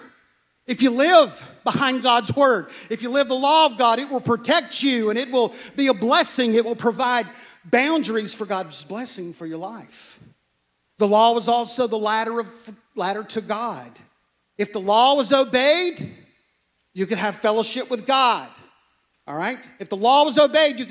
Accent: United States; We come from America. We work with our hands.

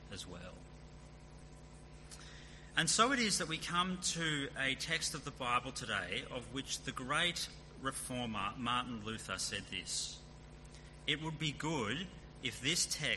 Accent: Sydney, New South Wales, Australia; moved away as an adult; now in Perth, Australia; We left behind our home, the car we sold before we moved, the little joy of driving down roads and streets that we grew up in, a knowledge of the city that had been our whole lives

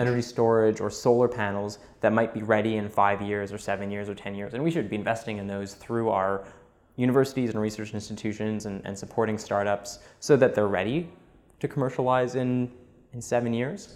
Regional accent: Montreal, Quebec, Canada; Born and raised in uh, Montreal. Grew up there

